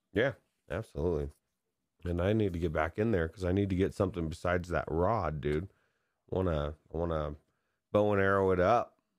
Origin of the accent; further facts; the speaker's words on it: San Dimas, California, United States; moved away; I grew up in San Dimas